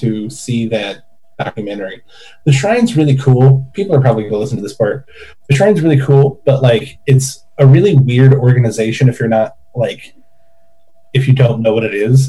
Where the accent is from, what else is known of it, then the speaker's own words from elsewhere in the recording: Oregon, United States; moved away; also born or lived in California; even though I'm from Oregon